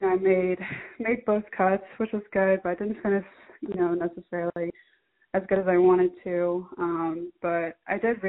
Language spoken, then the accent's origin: English; California, United States; growing up in California